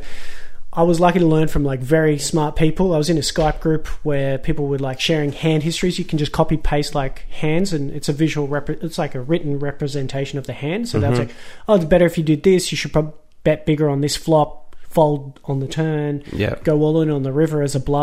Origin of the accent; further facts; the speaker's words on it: Australia; we're just lucky to be born here